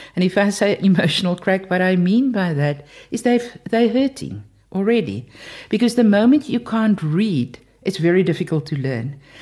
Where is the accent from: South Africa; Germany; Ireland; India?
South Africa; I'm from South Africa